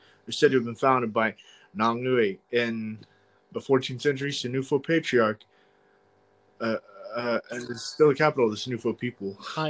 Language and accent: English; Bouaké, Vallée du Bandama, Côte d’Ivoire; Bouaké. Yeah.